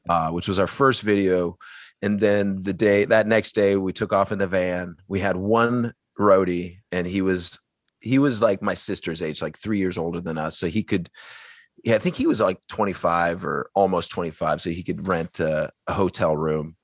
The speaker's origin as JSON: {"language": "English", "area": "the Northwest", "region": "Pacific Northwest", "country": "United States", "said": "we're from the Northwest"}